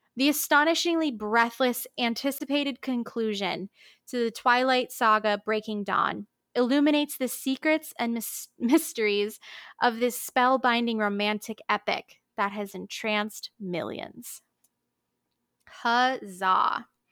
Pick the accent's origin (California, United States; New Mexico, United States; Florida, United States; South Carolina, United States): Florida, United States; Palm Beach Gardens; my hometown of lovely Palm Beach Gardens, Florida